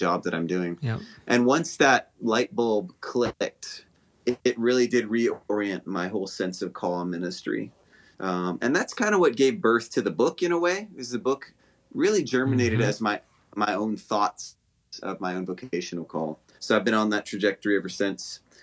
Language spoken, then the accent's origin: English; Honolulu, Hawaii, United States; moved away as an adult; also born or lived in Los Angeles, California; now in Alabama, United States; I grew up in Honolulu, Hawaii